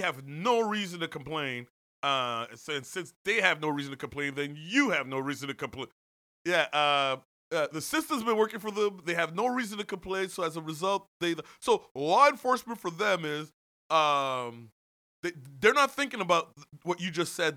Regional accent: Canada; growing up in Canada

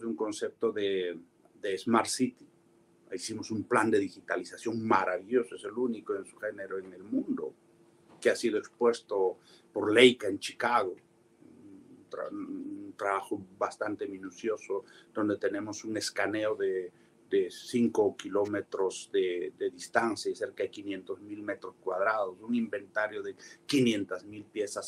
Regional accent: San Miguel, Ayacucho, Peru; moved away as an adult; yo soy ayacuchano. Corrí, crecí, viví, me eduqué, estudié, trabajé, me forjé en Ayacucho

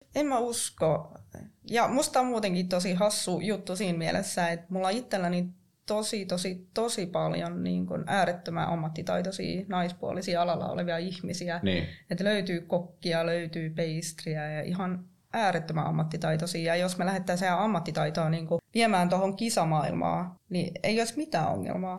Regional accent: Kuopio, North Savo, Finland; mä oon kotoisin tuolta Kuopiosta

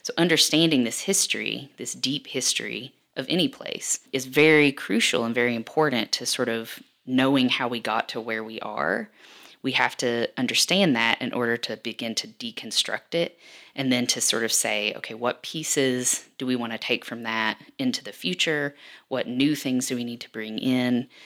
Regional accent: Perry County, Eastern Kentucky, United States; now in Lexington, United States; I'm from the region. I'm from Perry County

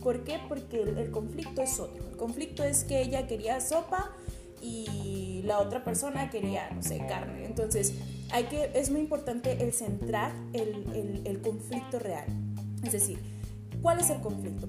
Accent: Cananea, Sonora, Mexico; soy de aquí de, de de Cananea Sonora

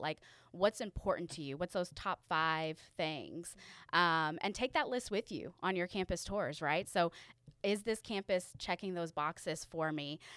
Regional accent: Louisville, Kentucky, United States; I'm from Louisville, uh, Kentucky

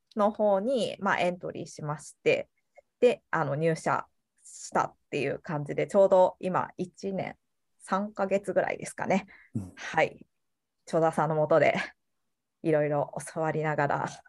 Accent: Ehime, Japan; moved away as an adult; 生まれも育ちも愛媛県

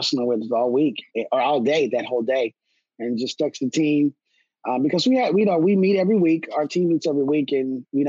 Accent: Minneapolis, Minnesota, United States; now in Pasco, United States; born and raised in Minneapolis, Minnesota

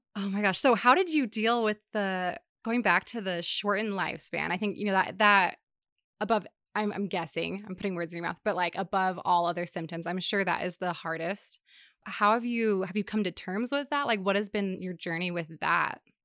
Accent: Seattle, Washington, United States; moved away; I grew up in the Seattle area

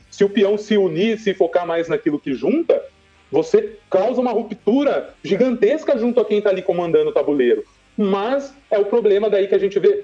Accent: Brazil; Nós somos brasileiro, velho.

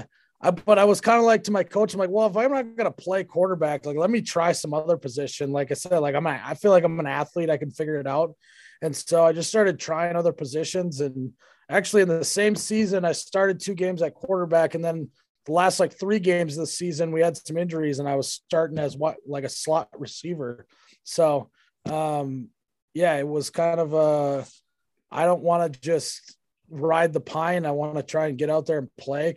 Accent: Fargo, North Dakota, United States; also born or lived in Detroit Lakes, Minnesota / Moorhead, Minnesota; I grew up in Fargo, North Dakota.

